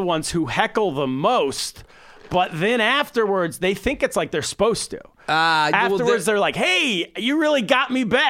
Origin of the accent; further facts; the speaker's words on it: United States; moved away as an adult; also born or lived in United Kingdom; as an American living abroad around British people